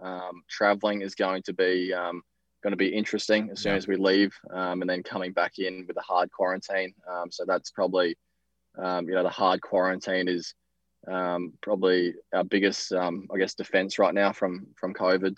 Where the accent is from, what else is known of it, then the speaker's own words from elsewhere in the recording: Australia; us Aussies, we stick together.